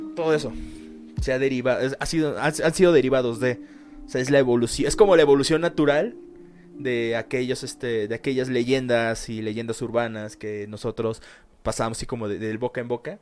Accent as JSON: {"language": "Spanish", "country": "Mexico", "said": "en mi pueblo"}